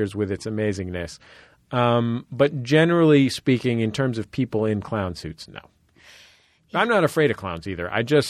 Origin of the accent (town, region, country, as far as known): San Francisco, California, United States; born or raised there